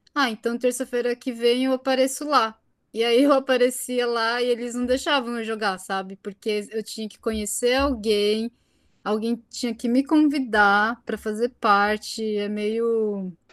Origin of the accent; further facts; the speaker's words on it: Brazil; now in Japan; no meu caso eu sou brasileira, mas eu pareço japonesa